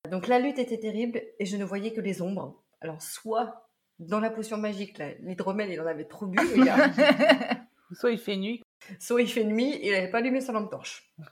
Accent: Brittany, France; Et je suis bretonne.

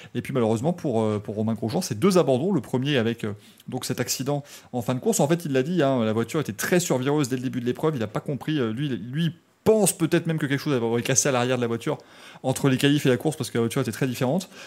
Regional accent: Belgium; je suis belge

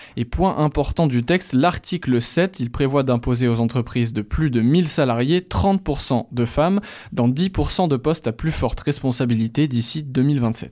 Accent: France; moi je suis français euh, et arabe

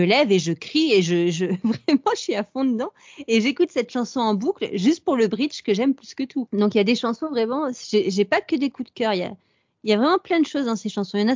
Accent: France; quand on est française

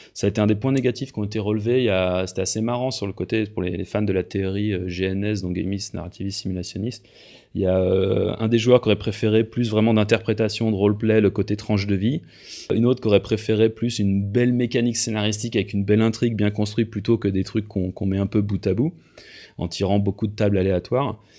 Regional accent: France; now in Switzerland; moi je suis français, mais je vis en Suisse depuis un certain temps

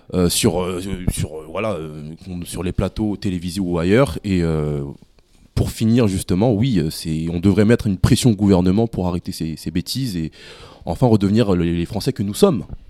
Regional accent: France; nous en tant que Français

